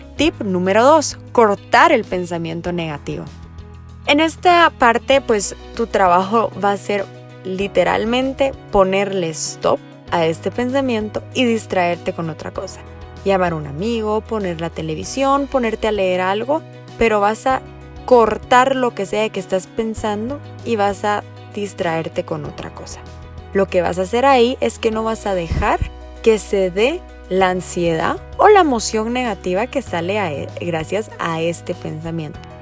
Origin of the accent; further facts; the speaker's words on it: Guatemala; soy psicóloga clínica de Guatemala